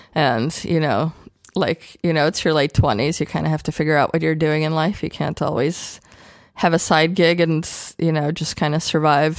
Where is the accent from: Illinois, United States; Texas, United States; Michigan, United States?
Illinois, United States; Chicago; born or raised there; English is a second language; moved away as an adult; also born or lived in Ukraine / Austria; now in Berlin, Germany